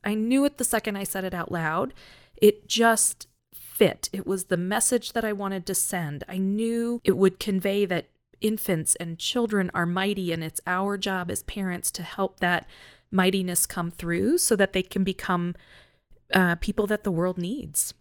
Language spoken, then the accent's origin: English; North Carolina, United States; moved away as an adult; also born or lived in Minnesota; now in Colorado, United States; I'm originally from North Carolina.